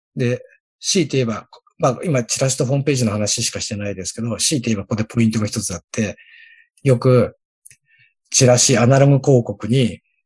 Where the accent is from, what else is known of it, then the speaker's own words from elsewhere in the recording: Mishima, Shizuoka, Japan; 僕の地元だったら、三島市